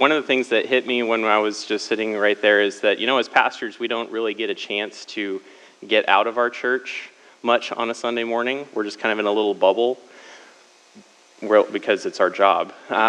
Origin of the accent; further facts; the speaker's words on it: Lafayette, Indiana, United States; So I'm not originally from Cali. I would consider myself mostly from the Midwest. My family moved around a lot because my dad was in the Army. However, he retired from that. We settled in Lafayette, Indiana, when I was 11.